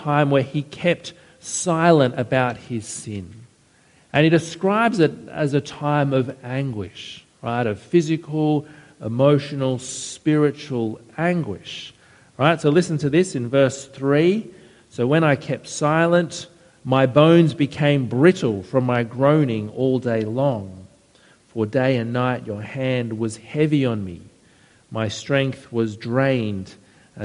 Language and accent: English; Penrith, New South Wales, Australia; I grew up out near Penrith